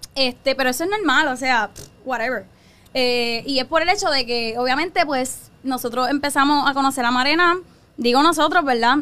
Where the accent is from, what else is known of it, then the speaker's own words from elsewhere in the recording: Carolina, Puerto Rico; yo soy nacida y criada de Carolina